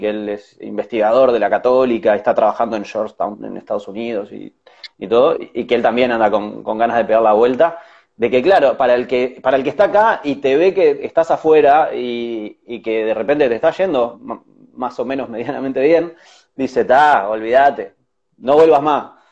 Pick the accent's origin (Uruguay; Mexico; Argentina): Uruguay; Claro, yo soy recontra uruguayo.